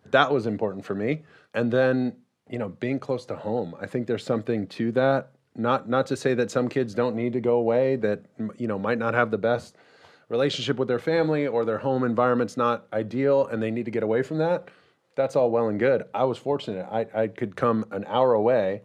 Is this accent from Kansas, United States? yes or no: no; Mission Viejo, California, United States; born or raised there